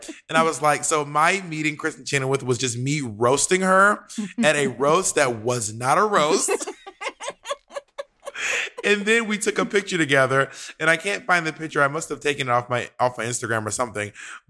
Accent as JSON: {"language": "English", "town": "Atlanta", "region": "Georgia", "country": "United States", "tie": "born or raised there", "also_born_or_lived": "New York", "said": "We were in Atlanta, Georgia, which is my hometown."}